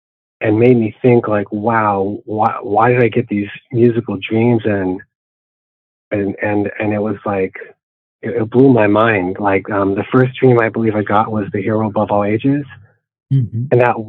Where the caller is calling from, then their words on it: San Jose, California, United States; I'm in the city of San Jose, California.